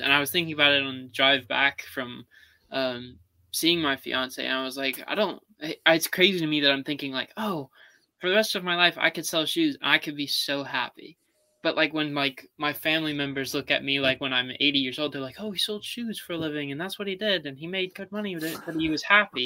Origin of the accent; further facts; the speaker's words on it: Charleston, United States; I'm from Charleston